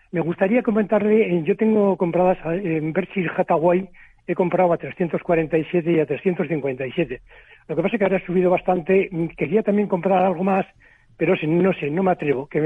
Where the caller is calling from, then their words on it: Bilbao, Basque Country, Spain; de Bilbao. Buenas tardes.